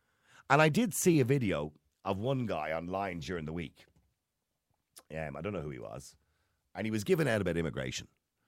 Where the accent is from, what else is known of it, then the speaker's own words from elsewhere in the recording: Bangladesh; English is a second language; now in Ireland; I'm from Bangladesh, and I've been here for 11 years. I came to this country because there were no opportunities in my small town, and many of my friends had travelled to Ireland for a better life.